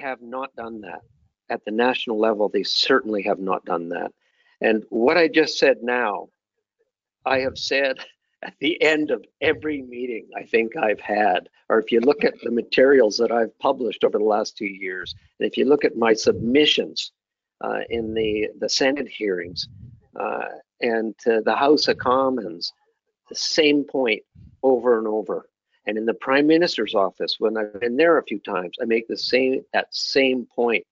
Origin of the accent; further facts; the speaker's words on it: Canada; as a Canadian